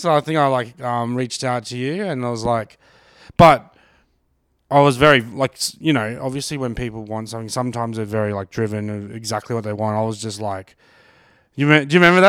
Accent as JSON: {"language": "English", "country": "Australia", "said": "Yeah, well, like as Aussies, I'm into sports"}